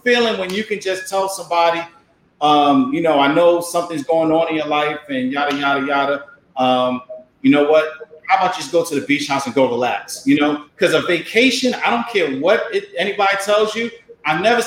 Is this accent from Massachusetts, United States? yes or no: no; New York City, New York, United States; moved away as an adult; also born or lived in Hampton, Virginia; I'm from Harlem. So growing up in Harlem